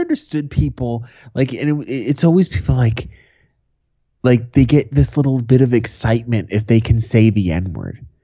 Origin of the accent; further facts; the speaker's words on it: Boston, Massachusetts, United States; When I was a kid, growing up in Boston